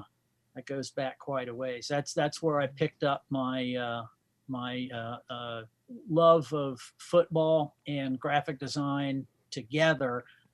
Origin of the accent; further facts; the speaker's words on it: Guam; born there; when I was born on Guam, there were still 23 Japanese soldiers on the island who were not aware that the war was over.